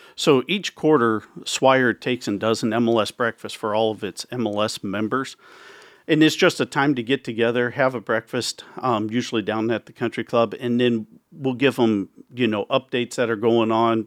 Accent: Carter Lake, Iowa, United States; also born or lived in Council Bluffs, Iowa; I grew up in Carter Lake. I moved to Count's Bluffs when I bought my first home

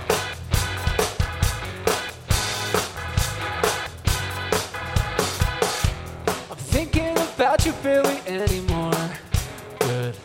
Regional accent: Minneapolis, Minnesota, United States; We're from Minneapolis.

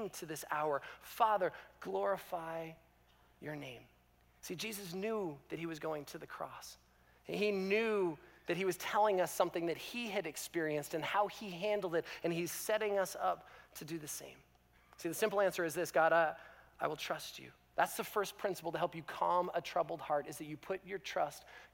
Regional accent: Canada; as a Canadian

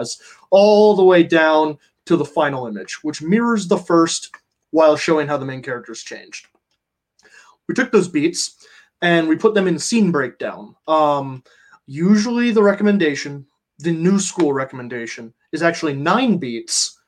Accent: Ohio, United States; I grew up in Ohio

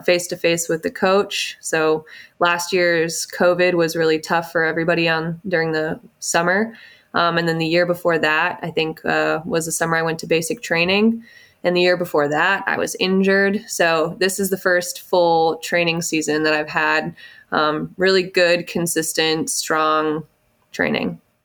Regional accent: Pulaski, Wisconsin, United States; I grew up outside of Green Bay, Wisconsin

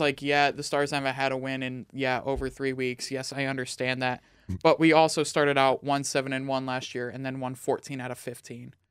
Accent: Dallas, Texas, United States; I am from Dallas

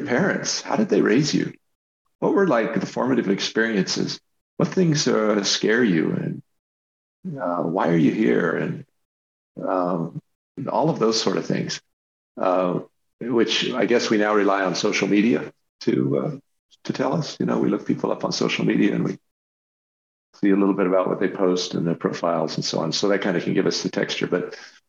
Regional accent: the West, Western United States, United States; I grew up in the West

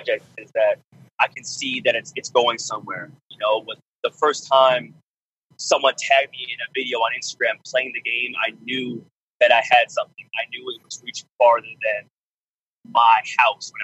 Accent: Canada; I'm Canadian.

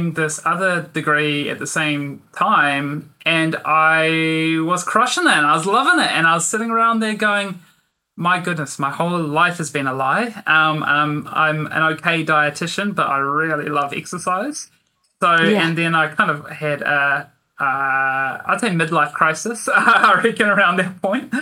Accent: Christchurch, Canterbury, New Zealand; moved away as an adult; also born or lived in Dunedin, New Zealand; now in Brisbane, Australia; I am from Christchurch

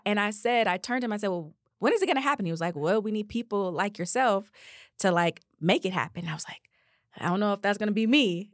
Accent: Detroit, Michigan, United States; moved away as an adult; also born or lived in Georgia; we moved to Detroit when I was about five years old. That's where all of my family is. And I was raised there up through college

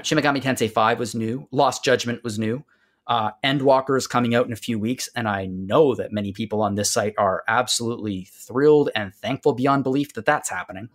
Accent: Canada; Greg and I are Canadian. We are not American

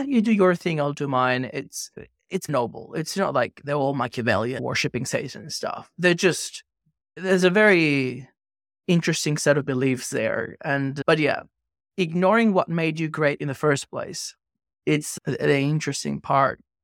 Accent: Venezuela; moved away; also born or lived in Australia; I grew up in Venezuela, and I studied law in Australia

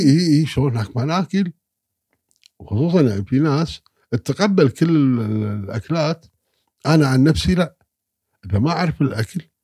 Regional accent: Kuwait; انا كويتي

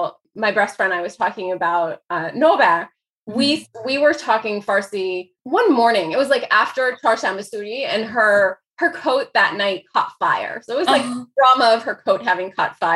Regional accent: Dayton, Ohio, United States; first language Persian; also born or lived in Chicago, Illinois / Iran / Greece / France; I grew up mostly in Dayton, Ohio. I was born in Chicago

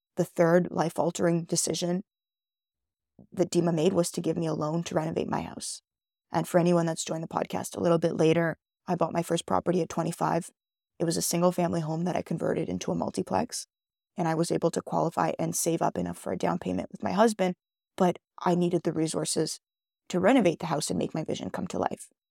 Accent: Canada; also born or lived in Israel; That's where I was born in Israel, which some of you guys may or may not know. I'm a first generation Canadian

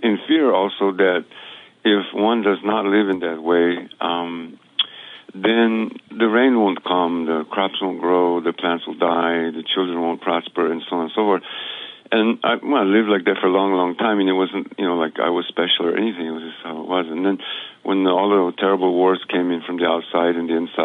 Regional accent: New Mexico, United States; moved away as an adult; also born or lived in Guatemala; Where I grew up in New Mexico

